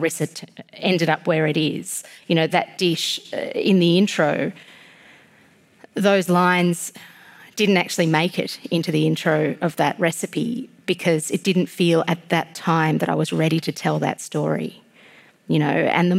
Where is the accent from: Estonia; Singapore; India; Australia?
Australia; also born or lived in Georgia (country) / Tbilisi; now in Melbourne, Australia; living in Melbourne and growing up in Australia